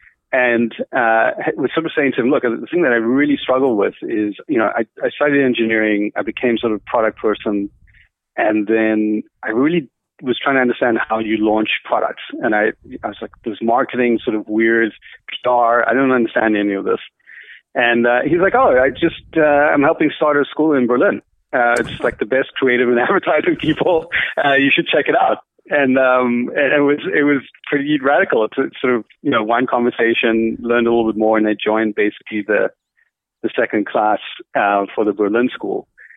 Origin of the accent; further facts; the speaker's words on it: Cape Town, Western Cape, South Africa; moved away as an adult; also born or lived in United States; I was born in Cape Town.